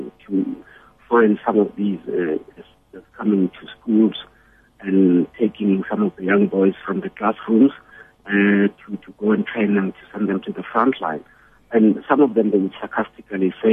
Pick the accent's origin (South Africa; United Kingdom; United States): South Africa; Soweto, Gauteng; I've lived through violence in my growing up in Soweto